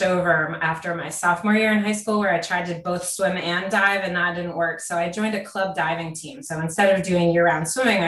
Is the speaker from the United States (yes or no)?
yes; Connecticut, United States; moved away; also born or lived in Seattle; I grew up in Connecticut as a kid and moved to Seattle later